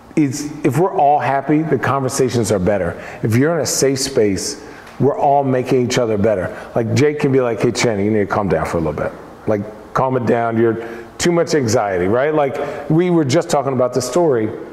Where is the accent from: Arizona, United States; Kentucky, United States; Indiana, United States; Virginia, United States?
Arizona, United States; moved away as an adult; now in Portland, United States; I'm from Arizona.